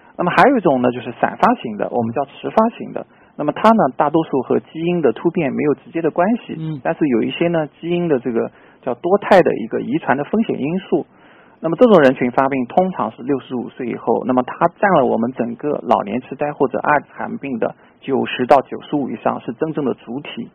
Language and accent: Chinese; China; 作为我们中国人来说，我们不可能完全 copy 他这种饮食风格